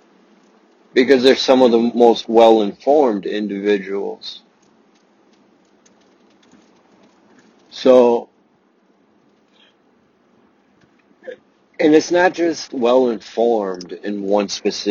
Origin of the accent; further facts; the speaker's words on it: Russia; I was born in Russia